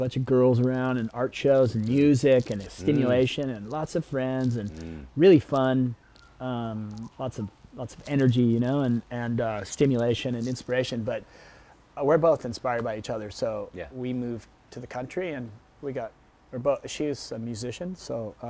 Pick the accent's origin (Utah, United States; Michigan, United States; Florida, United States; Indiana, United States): Florida, United States; Miami; born there; also born or lived in Chicago / New Jersey / Los Angeles / San Diego; and then I was born in Miami, and then we moved to like Chicago, and then we moved to like Jersey, and then we ended up out in LA.